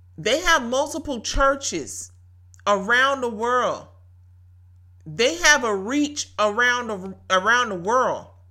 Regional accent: Brunswick, Georgia, United States; Brunswick, Georgia, my hometown

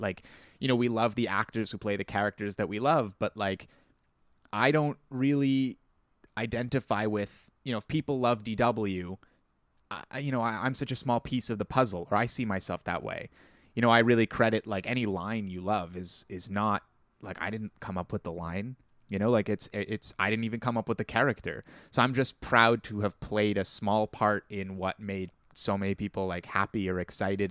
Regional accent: Ontario, Canada; accent: Canadian; Ontario; I was very conscious of having a Canadian accent and I still am

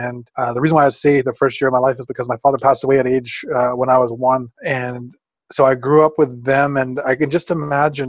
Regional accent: Prince Rupert, British Columbia, Canada; I was born in Prince Rupert. That's along the west coast of British Columbia up in Canada.

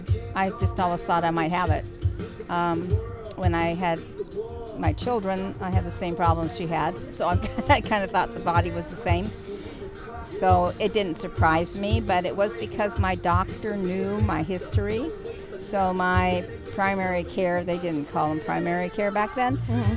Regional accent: Portland, United States

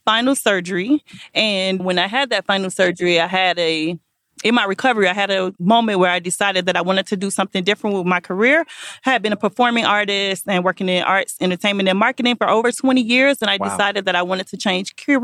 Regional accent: Miami, Florida, United States; moved away as an adult; now in Mooresville, United States; I am born and raised in the county of Dade. I'm from Miami, Florida, but I live I live in Mooresville, North Carolina

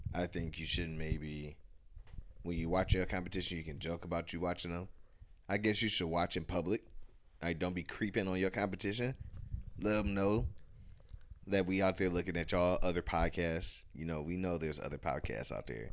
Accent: Ohio, United States; we from Ohio. I'm from Ohio

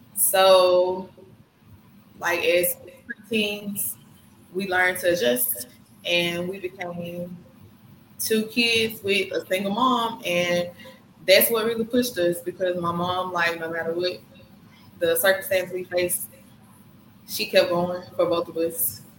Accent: Senatobia, Mississippi, United States; also born or lived in Memphis, Tennessee; we started off in Memphis and we moved to Senatobia when my brother turned. I think no, I turned three.

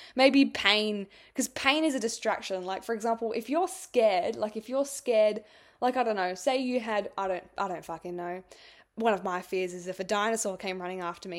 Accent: Adelaide, South Australia, Australia; I was born in Adelaide

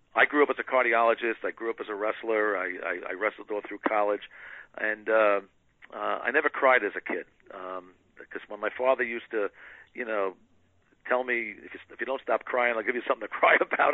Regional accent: New York, United States; moved away; I grew up in New York

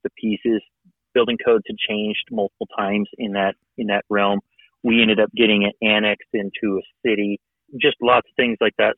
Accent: Western Colorado, United States; moved away as an adult; now in Bozeman, United States; I grew up in Western Colorado, grew up doing dirt.

